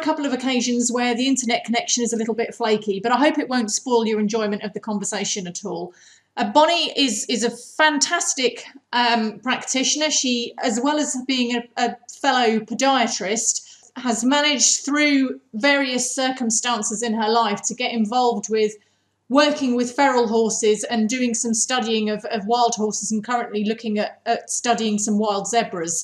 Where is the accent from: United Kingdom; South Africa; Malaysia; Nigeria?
United Kingdom; as all British people have to do.